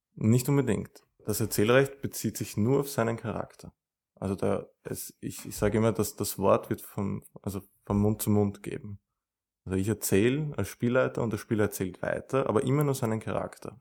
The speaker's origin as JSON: {"language": "German", "region": "Vienna", "country": "Austria", "said": "ich komme aus Wien"}